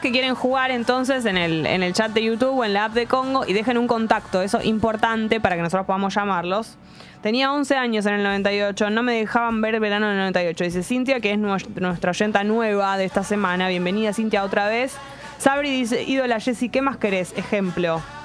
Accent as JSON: {"language": "Spanish", "region": "Buenos Aires", "country": "Argentina", "accent": "porteña", "said": "nuestra tonada porteña"}